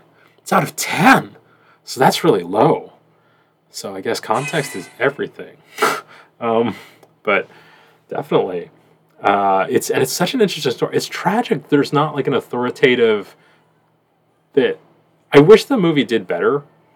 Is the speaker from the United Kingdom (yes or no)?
no; Boston, Massachusetts, United States; moved away as an adult; now in Louisiana, United States; I'm from Boston.